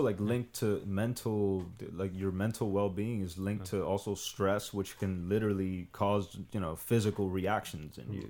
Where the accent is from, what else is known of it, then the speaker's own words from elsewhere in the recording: Miami, Florida, United States; moved away as an adult; also born or lived in Dominican Republic; now in Los Angeles, United States; I grew up in Miami